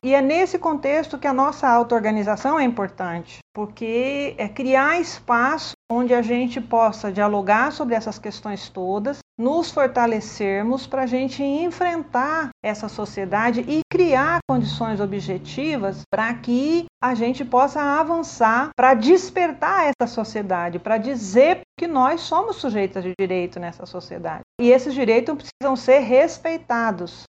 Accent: Campinas, São Paulo, Brazil; sou de Campinas

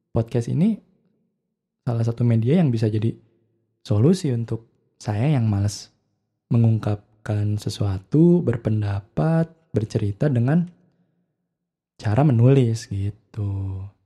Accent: Bandung, West Java, Indonesia; maaf ya saya kebetulan saya orang Bandung jadi mungkin akan pakai beberapa istilah dalam bahasa Sunda gitu karena kebiasaan gitu ya

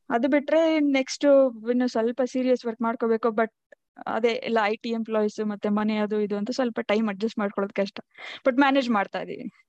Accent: a village near Tiptur, Karnataka, India; moved away as an adult; also born or lived in Tumakuru; now in Bengaluru, India; ನಾನು ಬೇಸಿಕಲಿ ತಿಪ್ಟೂರ್ ಹತ್ರ ಹಳ್ಳಿ ನಮ್ದು ಅಲ್ಲಿ ಹುಟ್ಟಿ ಬೆಳೆದಿದ್ದು ತುಮಕೂರಲ್ಲಿ ಓದಿ ಓದಿದ್ದು

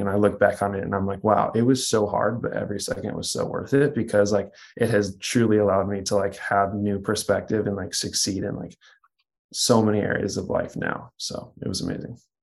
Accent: Kansas, United States; moved away; also born or lived in Texas; I grew up in Kansas

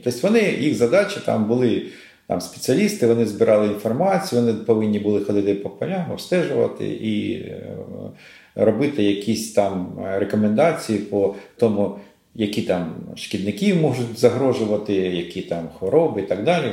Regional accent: Kharkiv, Kharkiv Oblast, Ukraine; Я сам з Харкова, да, сам і з Харківщини

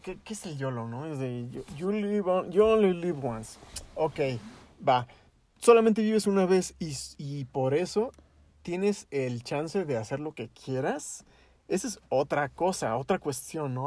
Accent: Mexico; yo vengo de México

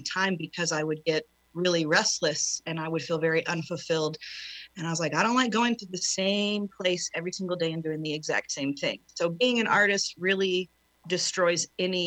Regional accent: Oklahoma, United States; also born or lived in South Texas; I'm born and raised in Oklahoma. I left for 2 years of my life and moved to deep South Texas.

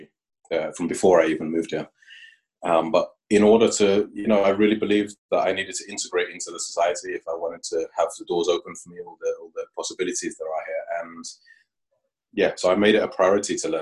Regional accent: London, United Kingdom; moved away as an adult; now in Aarhus, Denmark; I come from London

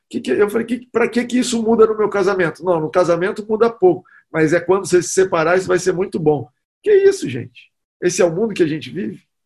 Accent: Goiás, Brazil; Eu sou de Goiás. Lá em Goiás não tem praia

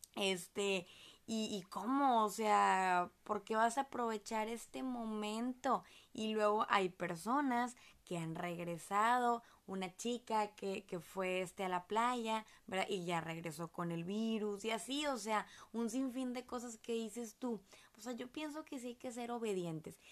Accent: Monterrey, Nuevo León, Mexico; nosotros somos de Monterrey, Nuevo León, México

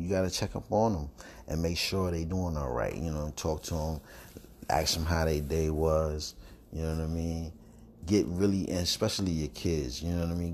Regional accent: New York City, New York, United States; now in North Carolina, United States; I'm from New York, Brooklyn, New York, but I'm, I'm in North Carolina now

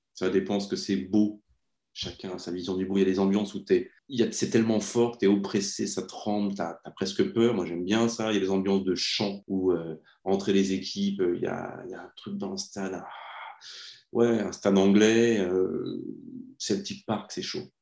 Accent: France; Je suis français

